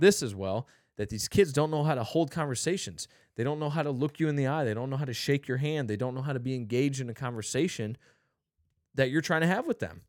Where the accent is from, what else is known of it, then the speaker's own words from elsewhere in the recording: St. Louis, Missouri, United States; I told him I was from Saint Louis